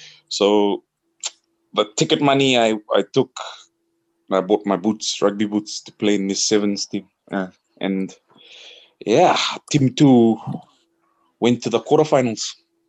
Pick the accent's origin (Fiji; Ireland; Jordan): Fiji; Suva, Central Division; I was born and bred in Suva.